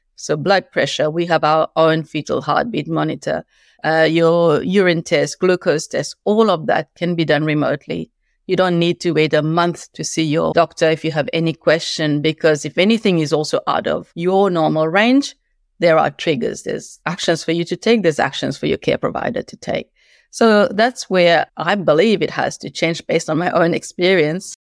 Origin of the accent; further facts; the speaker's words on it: Mauritius; moved away as an adult; also born or lived in Beijing, China; now in Australia; I've been in Australia for ten years, moved here from eleven years being in Beijing, China, originally from Mauritius